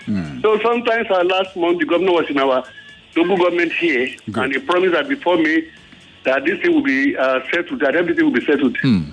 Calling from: Igbogbo, Lagos, Nigeria; Igbogbo in Ikorodu here.

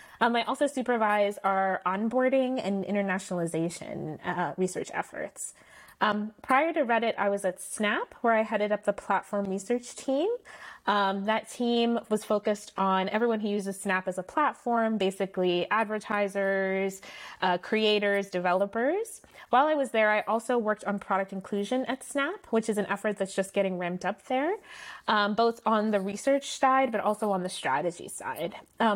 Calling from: Palo Alto, California, United States; And I am calling in from Palo Alto.

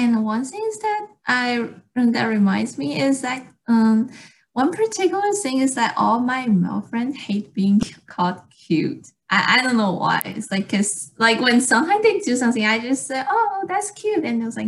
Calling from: Irvine, California, United States; I'm a UCI undergrad right now. I'm calling from Irvine today.

